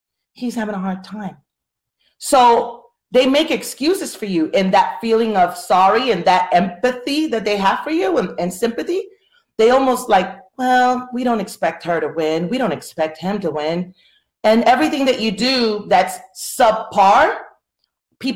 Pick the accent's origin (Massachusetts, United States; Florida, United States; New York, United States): Florida, United States; I'm from Florida.